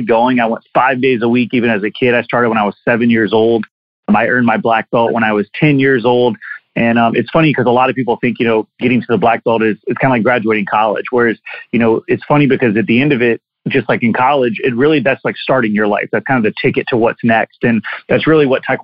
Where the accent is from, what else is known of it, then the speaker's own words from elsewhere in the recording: Orangeburg, South Carolina, United States; I'm a South Carolina native. I was born in Orangeburg, South Carolina, pretty small town, and I kind of grew up on the outskirts as well